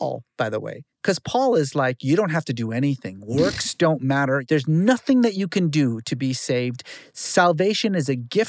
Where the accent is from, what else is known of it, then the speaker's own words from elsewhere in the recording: Iran; now in United States; When I was a kid growing up in Iran